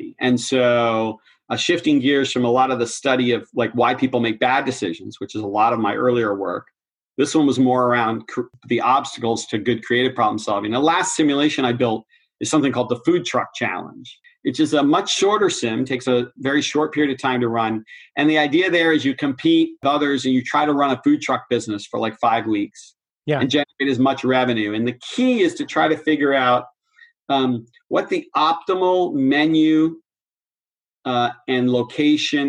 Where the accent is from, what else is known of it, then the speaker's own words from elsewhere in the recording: Boston, Massachusetts, United States; I'm a Bostonian